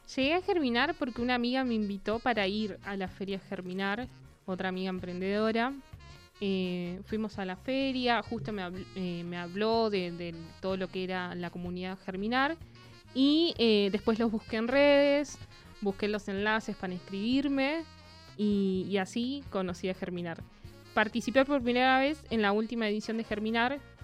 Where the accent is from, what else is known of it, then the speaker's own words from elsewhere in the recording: Buenos Aires, Argentina; moved away as an adult; now in Neuquén, Argentina; yo estaba hace poco tiempo viviendo en Neuquén, soy de Buenos Aires